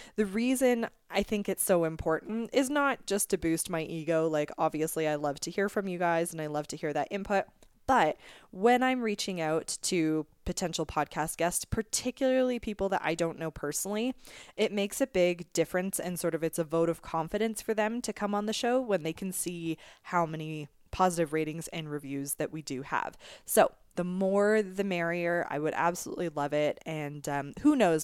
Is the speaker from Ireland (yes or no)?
no; Canada; also born or lived in Scotland; in Canada since the age of two. So I consider myself very, as Canadian as I could be besides being born here.